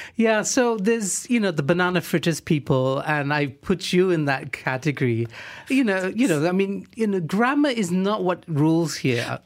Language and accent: English; Johor Bahru, Johor, Malaysia; I'm from Johor Bahru